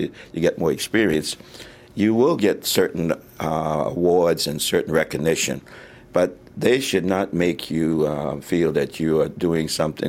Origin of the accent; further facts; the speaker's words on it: Charleston, South Carolina, United States; moved away; also born or lived in California; I grew up in Charleston, South Carolina